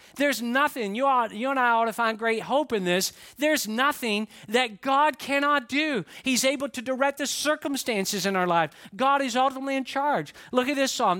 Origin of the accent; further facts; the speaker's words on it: Atlanta, Georgia, United States; I grew up in the Atlanta area